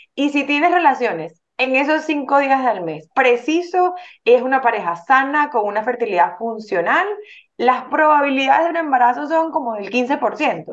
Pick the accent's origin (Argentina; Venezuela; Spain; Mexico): Venezuela; moved away; en Venezuela, nosotros somos venezolanos